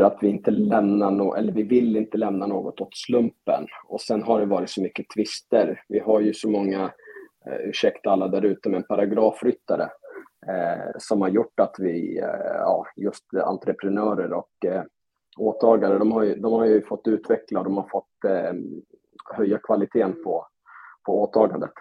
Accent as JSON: {"language": "Swedish", "town": "Stockholm", "region": "Stockholm County", "country": "Sweden", "also_born_or_lived": "Europe", "moved": "yes", "lives_now": "Falun, Sweden", "said": "Jag är från Stockholm och efter en lång resa ute i Europa så landade jag i Falun till slut"}